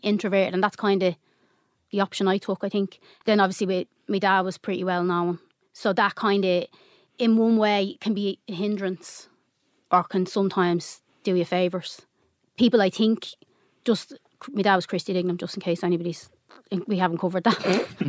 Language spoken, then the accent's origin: English; Dublin, Leinster, Ireland; also born or lived in Finglas, Dublin; I grew up mainly on the Navan Road